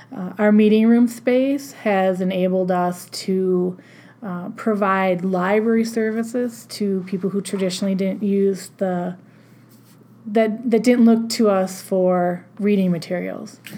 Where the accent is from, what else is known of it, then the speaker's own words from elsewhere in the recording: La Crosse, Wisconsin, United States; also born or lived in Storm Lake, Iowa / Albert Lea, Minnesota / Austin, Minnesota; the job opened in my hometown and just made my way back this way to La Crosse County.